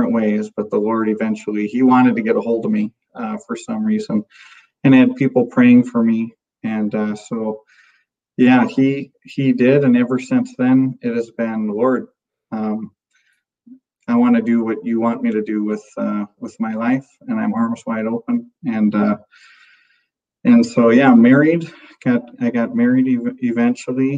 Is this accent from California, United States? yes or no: no; Minnesota, United States; moved away as an adult; also born or lived in North Dakota / Willmar, Minnesota; I'm from Minnesota originally, and I've lived in North Dakota the last 20 years of my life. Just moved back to Minnesota last summer.